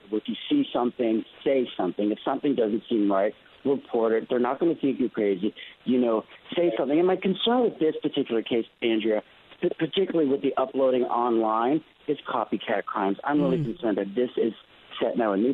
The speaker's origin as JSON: {"language": "English", "country": "Canada", "said": "I'm from Canada, I'm Canadian. I grew up with guns"}